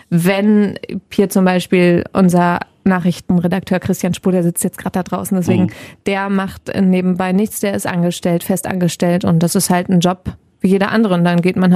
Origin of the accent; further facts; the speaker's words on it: Mettmann, North Rhine-Westphalia, Germany; now in Wuppertal, Germany; Ich bin in, in Mettmann aufgewachsen.